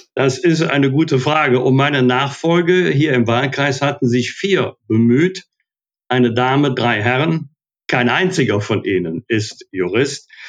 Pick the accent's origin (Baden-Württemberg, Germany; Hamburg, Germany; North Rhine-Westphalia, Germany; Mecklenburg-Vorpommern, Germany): North Rhine-Westphalia, Germany; Bergisch Gladbach; Ich war ja auch 20 Jahre Mitglied im Rat meiner Heimatstadt Bergisch Gladbach